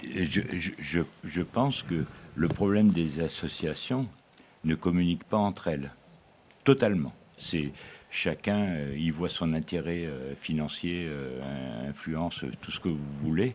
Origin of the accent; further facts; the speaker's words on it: Aubagne, Provence-Alpes-Côte d'Azur, France; je suis d'Aubagne